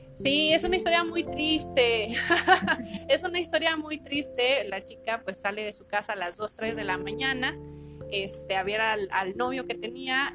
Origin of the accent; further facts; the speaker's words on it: Saltillo, Coahuila, Mexico; los que somos de Saltillo